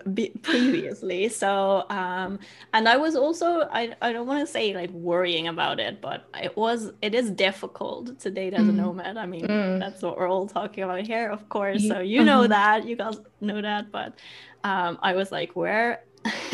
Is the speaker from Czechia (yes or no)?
no; Netherlands; also born or lived in Germany / Bali; I came back home. Mm. Yeah. So I'm in the Netherlands now.